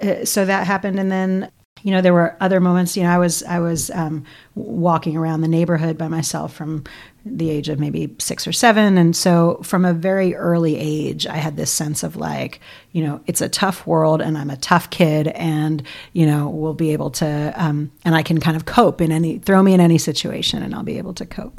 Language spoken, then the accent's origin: English; New York City, New York, United States; born and bred in New York City, Upper West Side, Manhattan